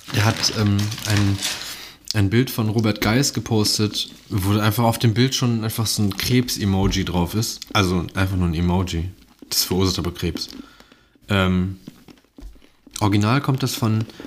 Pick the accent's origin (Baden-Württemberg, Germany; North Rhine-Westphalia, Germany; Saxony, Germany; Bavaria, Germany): North Rhine-Westphalia, Germany; Mönchengladbach; Ich komme aus Mönchengladbach